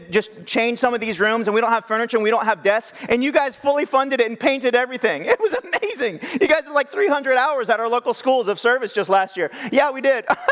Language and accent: English; California, United States; also born or lived in Madera, California / Fresno, California; I grew up here in California, and I lived in many different places, and one of the places I lived was the Central Valley, Madera and Fresno area